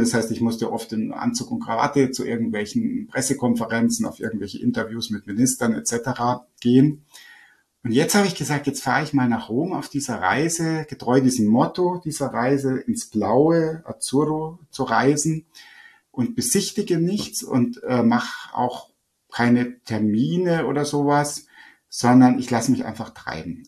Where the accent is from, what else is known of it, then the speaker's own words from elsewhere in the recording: Upper Bavaria, Germany; also born or lived in Rome; bei uns in Oberbayern